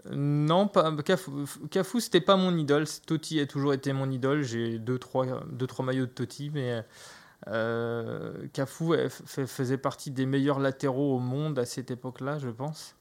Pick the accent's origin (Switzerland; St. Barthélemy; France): France; Brittany; moi je suis breton